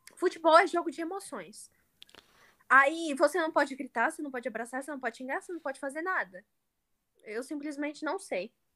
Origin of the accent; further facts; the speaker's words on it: Brazil; como brasileira